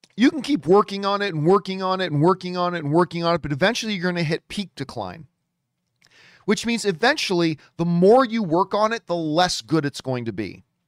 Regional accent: Hamilton, Ontario, Canada; Hamilton is my hometown. Hamilton, Ontario, Canada

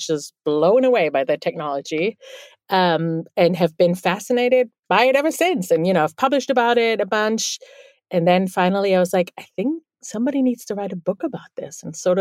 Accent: Bielefeld, North Rhine-Westphalia, Germany; first language German; English is a second language; now in New York City, United States; I'm actually from the Northwest. It's a town called Bielefeld

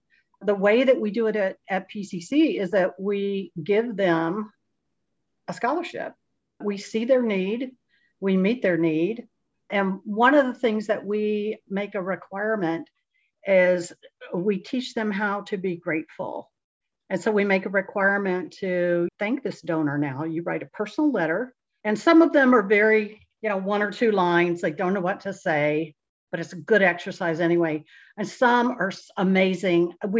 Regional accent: Kansas City, United States; I'm the newest one. I'm from Kansas City.

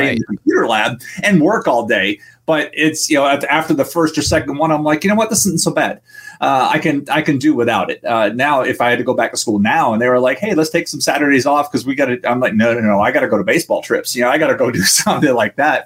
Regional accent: Kissimmee, Florida, United States; also born or lived in Washington, D.C. area; I, grew up in Florida and Kissimmee as it was developing

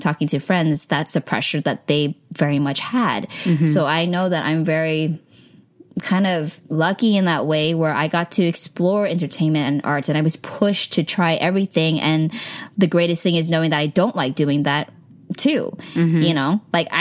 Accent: the Bay Area, California, United States; moved away as an adult; now in Los Angeles, United States; growing up in the Bay, you know, it was kind of before the crazy, crazy tech boom.

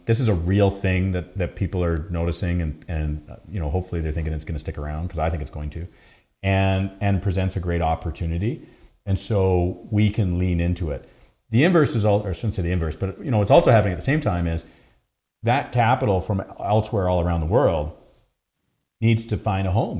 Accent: Canada; we're so Canadian

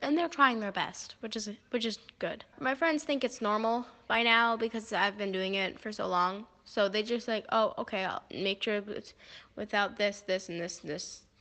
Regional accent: United States; now in Dubai, United Arab Emirates; I'm from America. I live in Dubai

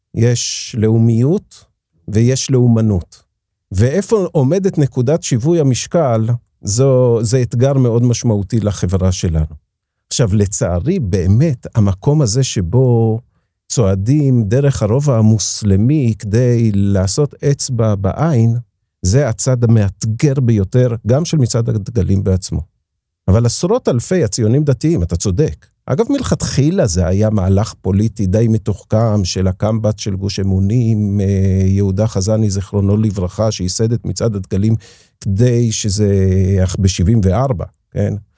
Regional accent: Jerusalem, Jerusalem District, Israel; also born or lived in Haifa / Beit Horon; ירושלים הריאלית שבה גדלתי ואני חי בה את חיי היום-יום

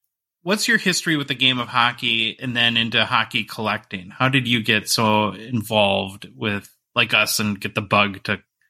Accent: Minnesota, United States; So I'm from Northern Minnesota originally, and we have a fairly large Native American population there

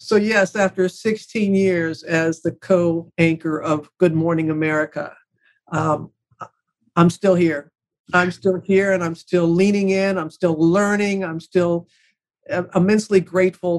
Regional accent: United States; moved away; the loss of my hometown after Katrina

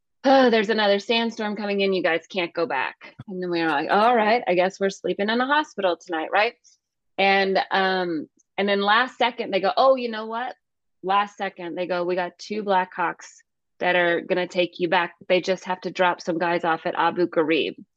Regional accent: Calhoun, Georgia, United States; also born or lived in Northern California; from Calhoun, where sure, I grew up.

